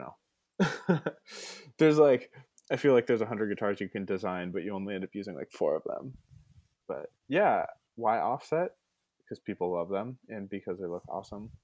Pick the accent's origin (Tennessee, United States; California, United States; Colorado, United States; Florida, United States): California, United States; Ventura; I'm from beautiful Ventura, California